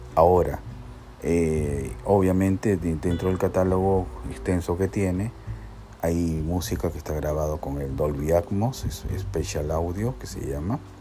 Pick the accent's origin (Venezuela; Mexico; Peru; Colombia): Peru; soy peruano